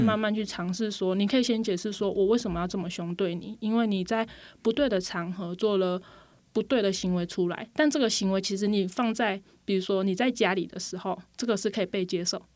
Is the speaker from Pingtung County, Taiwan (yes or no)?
yes; Pingtung County, Taiwan; moved away as an adult; now in Puli, Taiwan; 首先我是说我不是普里人， 我是屏东人